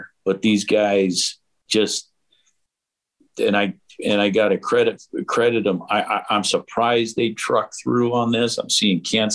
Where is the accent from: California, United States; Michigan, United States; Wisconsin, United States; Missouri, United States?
California, United States; Los Angeles; now in Portland, United States; born and raised in LA, but I'm more than half my life now here